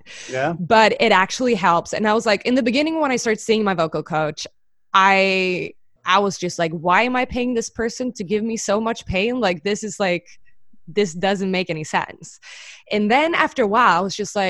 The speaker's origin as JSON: {"language": "English", "area": "island outside Stockholm", "region": "Stockholm County", "country": "Sweden", "tie": "born or raised there", "said": "I'm from Stockholm, but I grew up on a little like tiny island outside of Stockholm, like 2 hours outside"}